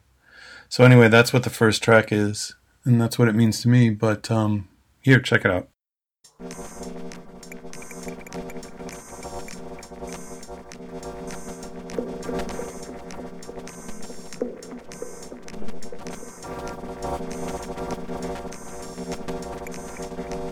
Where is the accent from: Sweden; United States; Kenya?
United States; Detroit, Michigan; now in Melbourne, Australia; I'm originally from Detroit